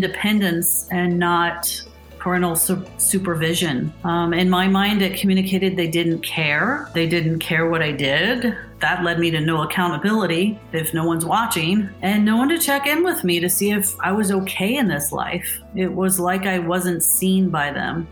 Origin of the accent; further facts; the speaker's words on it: Indianapolis, Indiana, United States; I grew up here in Indy in a Catholic community and attended Catholic schools for 8 years